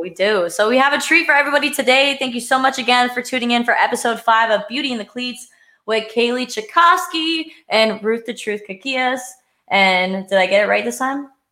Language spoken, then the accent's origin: English; Pennsylvania, United States; I'm from Pennsylvania